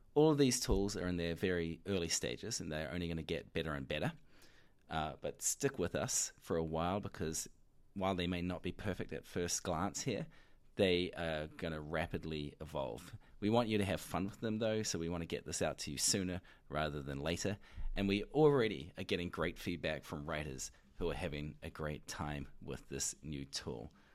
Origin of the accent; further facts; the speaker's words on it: New Zealand; accent: New Zealand; my New Zealand accent